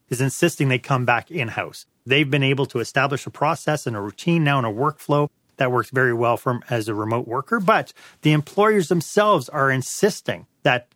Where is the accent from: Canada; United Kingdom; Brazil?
Canada; Montreal, Quebec; moved away; I'm not in Montreal. I grew up in Montreal.